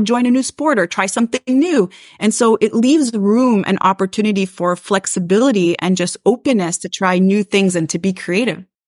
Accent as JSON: {"language": "English", "town": "Montreal", "region": "Quebec", "country": "Canada", "said": "I am from Montreal, Quebec, Canada"}